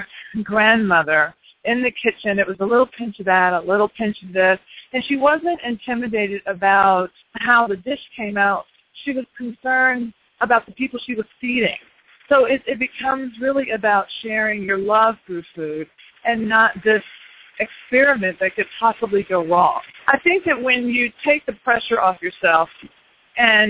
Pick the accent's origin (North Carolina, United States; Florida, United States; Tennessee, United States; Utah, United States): Tennessee, United States; also born or lived in New York City; now in Washington, D.C., United States; I'm from Tennessee